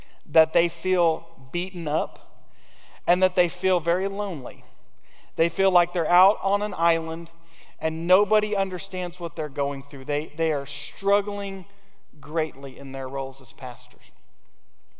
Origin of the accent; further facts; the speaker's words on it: United States; American Christians